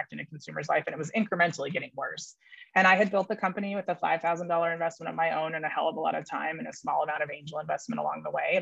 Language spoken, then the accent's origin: English; Silicon Valley, California, United States; also born or lived in New York City; I was raised in the Silicon Valley in New York City, which is a pretty interesting place to have been raised